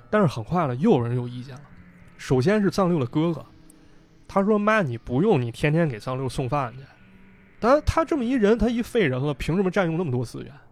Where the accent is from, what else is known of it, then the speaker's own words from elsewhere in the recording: Northeast China, China; 我的家乡就被解放了